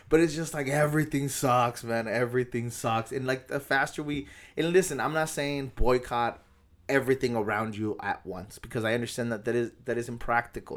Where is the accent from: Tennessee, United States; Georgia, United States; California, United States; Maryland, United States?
California, United States; National City; born or raised there